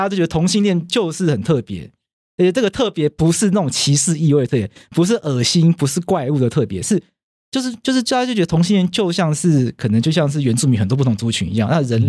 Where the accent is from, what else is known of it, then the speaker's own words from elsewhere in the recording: Taiwan; 因为我们台湾人从小到大学